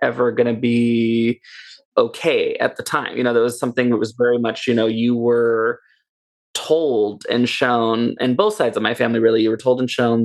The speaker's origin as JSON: {"language": "English", "town": "Dublin", "region": "California", "country": "United States", "tie": "born or raised there", "also_born_or_lived": "Oakland, California", "said": "when we were very young, she moved us to Dublin, California. We moved to the Tri-Valley"}